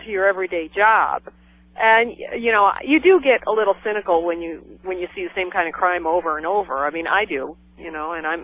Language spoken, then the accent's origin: English; Cleveland, Ohio, United States; moved away as an adult; I'm from Cleveland